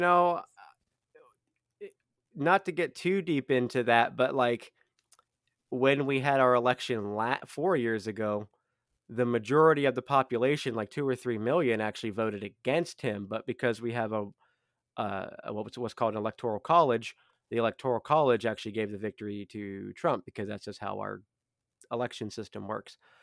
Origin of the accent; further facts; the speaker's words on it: United States; as an American